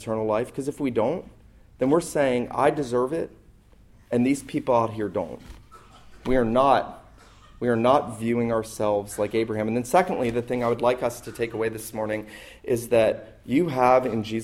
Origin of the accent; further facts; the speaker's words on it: St. Simons Island, Georgia, United States; moved away; I was back where I grew up on St. Simon's